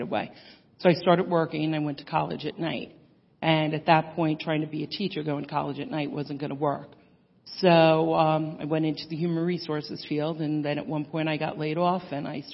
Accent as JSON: {"language": "English", "region": "New York", "country": "United States", "tie": "born or raised there", "said": "I grew up in New York"}